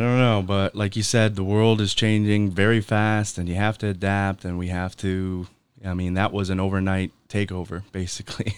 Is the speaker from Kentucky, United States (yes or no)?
no; Michigan, United States; moved away; I'm from Michigan